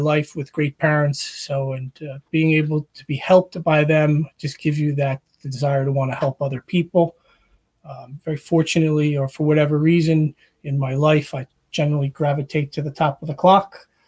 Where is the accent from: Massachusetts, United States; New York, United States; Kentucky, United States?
New York, United States; West Babylon; moved away as an adult; also born or lived in Pennsylvania; I grew up in Long Island, New York. In a town called West Babylon